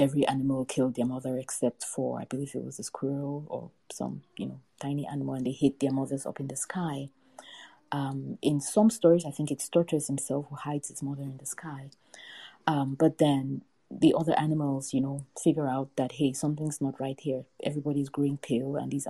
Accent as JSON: {"language": "English", "town": "Buea", "region": "Southwest Region", "country": "Cameroon", "tie": "born or raised there", "said": "I grew up in Buea, which is a small town on the slopes of Mount Faku, also known as Mount Cameroon"}